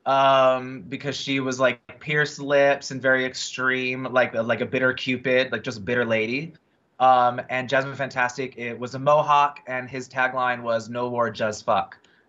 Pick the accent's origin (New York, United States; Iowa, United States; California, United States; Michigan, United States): California, United States; Riverside; moved away as an adult; also born or lived in Orange County, California / London; I was born and raised in California, in Riverside, California, the Inland Empire.